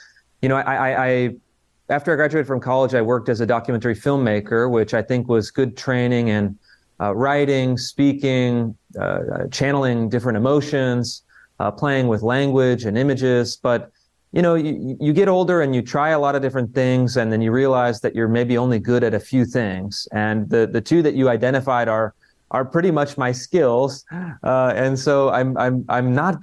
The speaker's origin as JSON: {"language": "English", "town": "Sacramento", "region": "California", "country": "United States", "tie": "born or raised there", "also_born_or_lived": "Washington, D.C.", "moved": "as an adult", "said": "I was growing up in Sacramento, kind of outer suburb of Sacramento."}